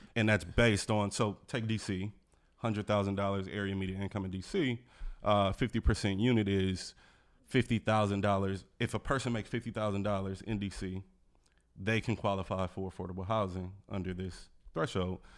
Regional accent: Milwaukee, Wisconsin, United States; moved away as an adult; also born or lived in Los Angeles, California; now in Washington, D.C., United States; I grew up in Milwaukee.

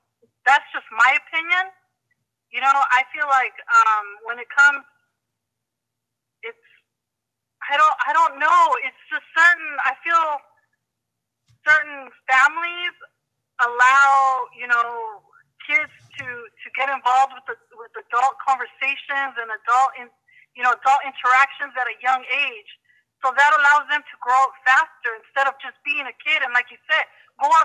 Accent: California, United States; I'm from California

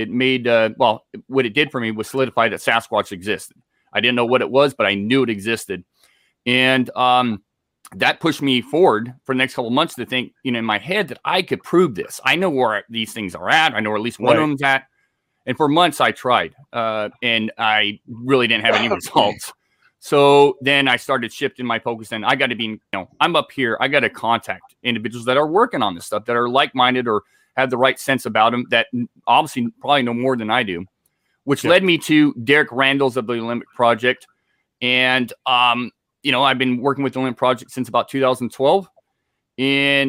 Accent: Scotland, United Kingdom; now in San Diego, United States; Yeah, I'm originally from Scotland, moved to the States in 93, out to San Diego.

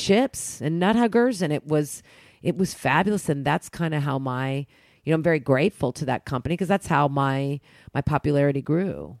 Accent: Oklahoma, United States; I grew up in Oklahoma

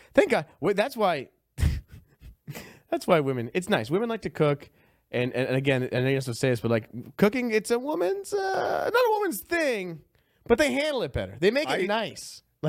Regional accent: Chicago, Illinois, United States; growing up in Chicago

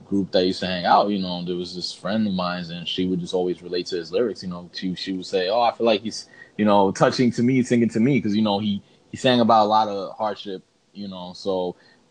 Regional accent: Puerto Rico; growing up in Puerto Rico

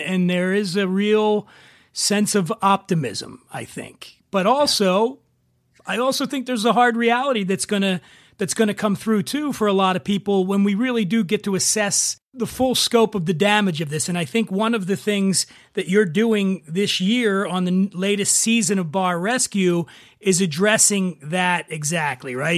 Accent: Philadelphia, Pennsylvania, United States; my hometown of Philadelphia

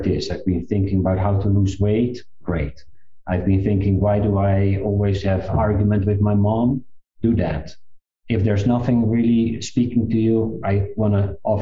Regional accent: South Africa; I was born in South Africa

